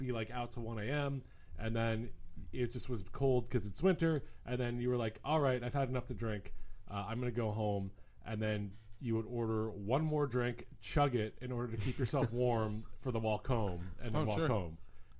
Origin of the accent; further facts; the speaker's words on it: Philadelphia, Pennsylvania, United States; now in Los Angeles, United States; I'm from Philadelphia